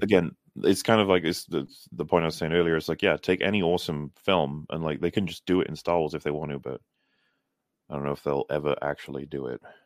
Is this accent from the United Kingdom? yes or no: yes; Wales, United Kingdom; I'm very Welsh, actually.